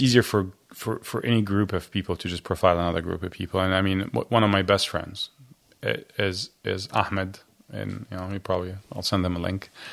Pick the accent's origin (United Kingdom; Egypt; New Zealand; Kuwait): Egypt; Cairo, Cairo Governorate; now in United States; I was born raised Christian in Egypt